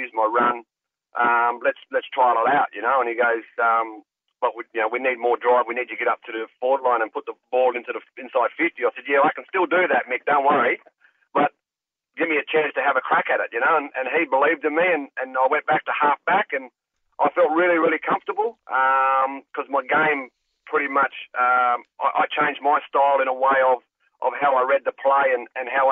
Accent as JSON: {"language": "English", "town": "Fremantle", "region": "Western Australia", "country": "Australia", "tie": "born or raised there", "said": "I grew up around South Fremantle and East Fremantle area."}